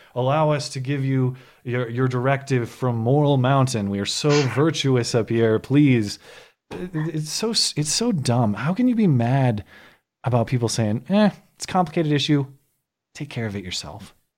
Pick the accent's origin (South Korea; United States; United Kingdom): United States; as an American